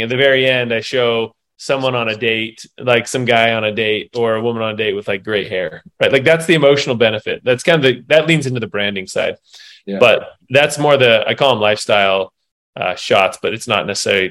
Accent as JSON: {"language": "English", "town": "Salt Lake City", "region": "Utah", "country": "United States", "tie": "born or raised there", "said": "I grew up here in Salt Lake City by the University of Utah, by the hospital"}